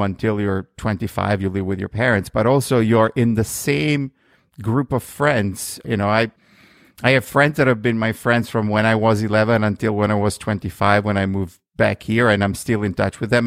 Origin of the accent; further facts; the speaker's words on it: Milan, Lombardy, Italy; moved away as an adult; also born or lived in New York, United States; now in United States; I grew up in Milan, uh, which is in the northern part of Italy